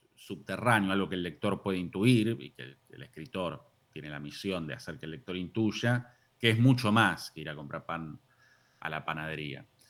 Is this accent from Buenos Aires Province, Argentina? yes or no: yes; Lanús, Buenos Aires Province, Argentina; yo soy de Lanús y viví siempre en Lanús, zona